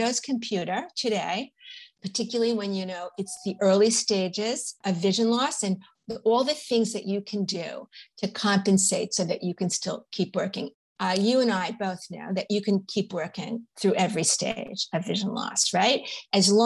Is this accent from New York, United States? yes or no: yes; New York, United States; I'm a New Yorker and a New York Times reader.